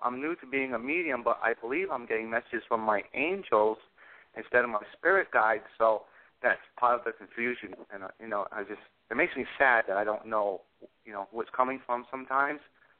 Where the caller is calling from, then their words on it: Massachusetts, United States; I'm calling from Massachusetts.